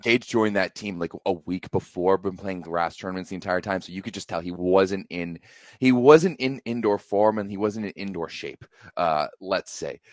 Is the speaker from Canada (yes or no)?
yes; Canada; me as a Canadian fan